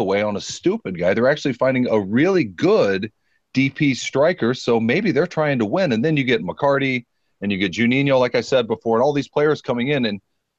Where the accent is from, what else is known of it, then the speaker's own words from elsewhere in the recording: Germany; moved away; I was born in Germany